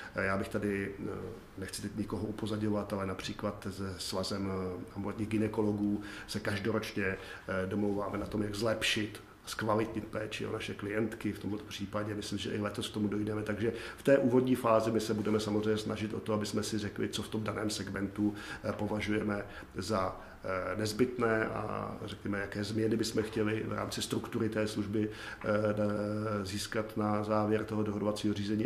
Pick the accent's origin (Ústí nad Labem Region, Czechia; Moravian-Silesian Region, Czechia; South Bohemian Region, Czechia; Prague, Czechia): South Bohemian Region, Czechia; já jsem jeho Čech, takže si to troufnu říct, že Jižní Čechy znám